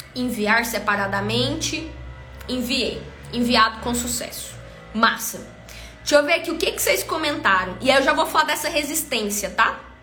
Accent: Brazil; accent: caipira; o meu sotaque caipira

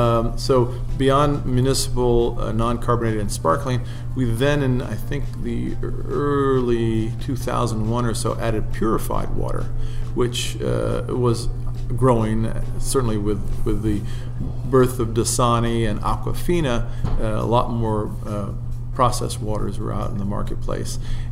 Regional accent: Italy; moved away; I grew up overseas in Italy, and my parents didn't let me drink soft drinks.

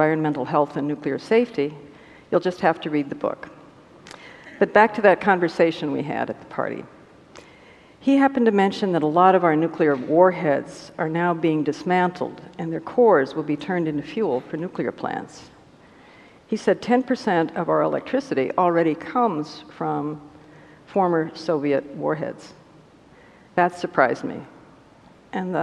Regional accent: Albuquerque, New Mexico, United States; Albuquerque, my hometown

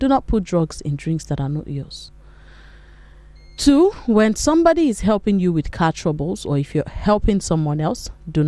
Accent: Nigeria; you know, talking about as a Nigerian woman, you know, you cannot

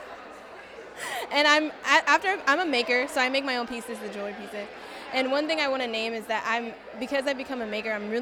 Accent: Washington, District of Columbia, United States; I'm from Washington, D.C.

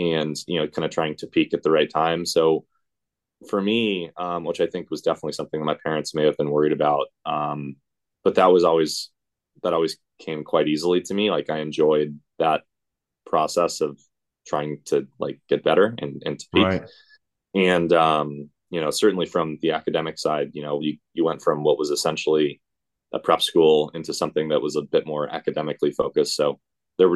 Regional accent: Orange County, California, United States; I grew up in Orange County

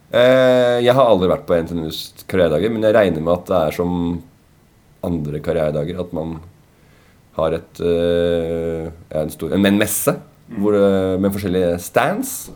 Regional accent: Tønsberg, Vestfold, Norway; now in Oslo, Norway; jeg er født og oppvokst

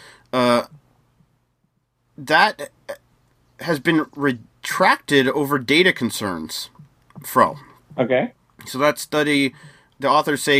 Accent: United States; I'm from the U.S.

